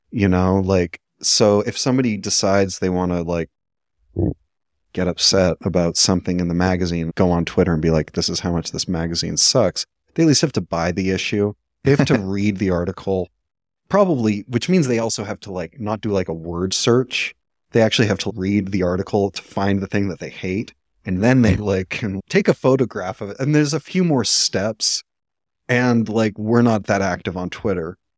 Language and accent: English; Vancouver, British Columbia, Canada; I'm from Vancouver